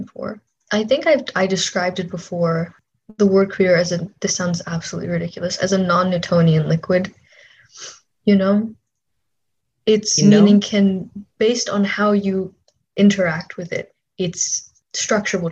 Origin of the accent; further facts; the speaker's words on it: Minnesota, United States; when I grew up in Minnesota